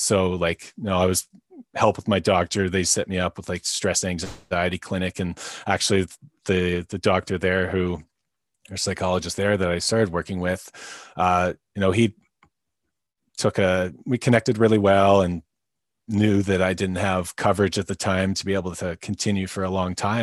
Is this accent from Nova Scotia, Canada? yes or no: no; North Vancouver, British Columbia, Canada; I'm from North Vancouver, uh, B C, Canada